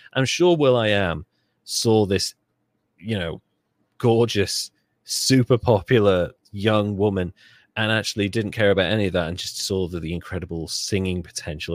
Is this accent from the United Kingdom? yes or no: yes; Wales, United Kingdom; I'm Welsh. We have Welsh flags. We have patriotism.